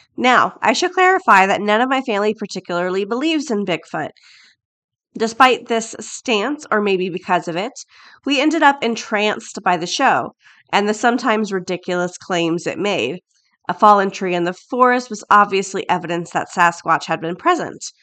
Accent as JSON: {"language": "English", "region": "Florida", "country": "United States", "tie": "born or raised there", "said": "I'm from Florida. That's where I was born and bred, born and raised."}